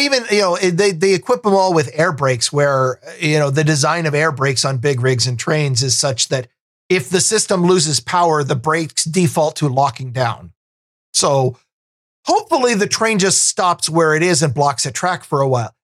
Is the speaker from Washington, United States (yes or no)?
yes; Vancouver, Washington, United States; I grew up out in Vancouver, Washington, which is the, the south end